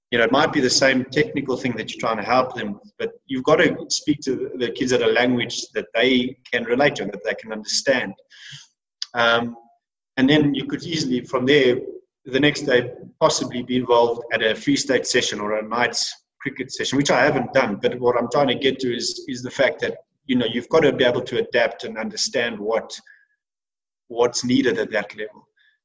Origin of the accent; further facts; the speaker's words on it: England, United Kingdom; because of the fact that I was English and I was a leader from the English side of things.